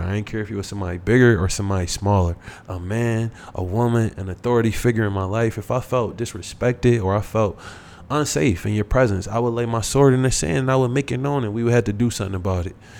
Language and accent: English; United States; someone like myself that never grew up in Africa. Um, I was born here in the United States.